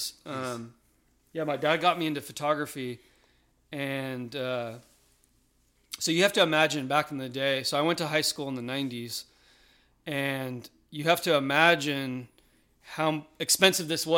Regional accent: Austin, Texas, United States; I grew up in Austin, Texas.

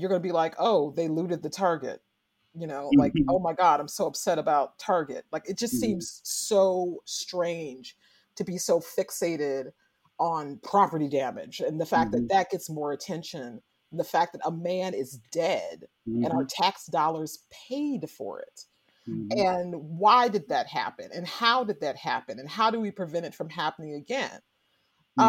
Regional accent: St. Louis, Missouri, United States; also born or lived in Carbondale, Illinois; I grew up in St. Louis, Missouri, and in Carbondale, Illinois

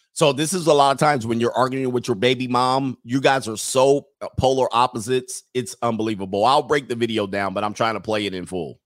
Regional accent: California, United States; moved away as an adult; also born or lived in Utah / Long Island, New York; I'm a Californian for life

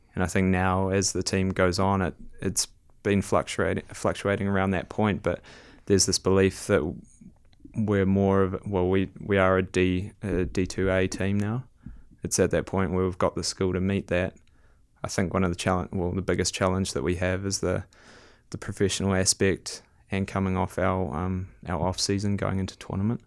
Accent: Whangarei, Northland, New Zealand; I grew up in Whangarei up north

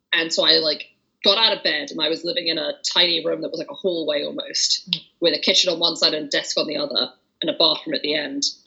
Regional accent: England, United Kingdom; I'm from England

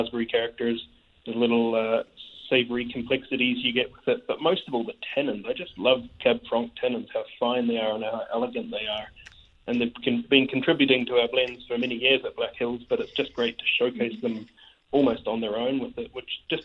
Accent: New Zealand; Being a Kiwi

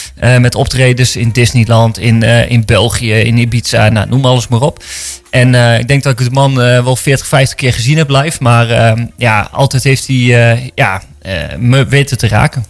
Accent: Winterswijk, Gelderland, Netherlands; moved away as an adult; also born or lived in Randstad; in mijn tienerjaren in de Achterhoek in Winterswijk, waar ik vandaan kom

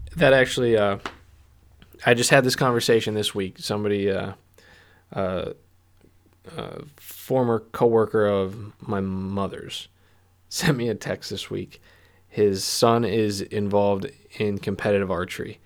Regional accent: Pennsylvania, United States; I'm from Pennsylvania

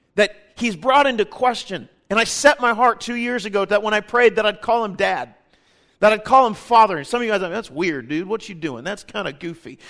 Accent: Kansas City, United States; we're from Kansas City. My wife and I were born and raised there

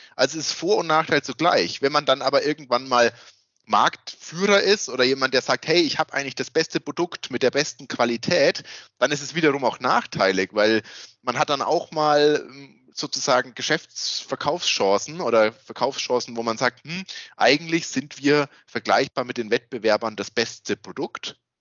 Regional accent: Würzburg area, Bavaria, Germany; accent: Franconian; dass man merkt, dass wir aus dieser Würzburger Gegend sind.

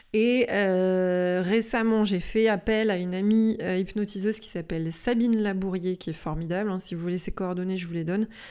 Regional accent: Lyon, Auvergne-Rhône-Alpes, France; chez nous, par exemple, à Lyon

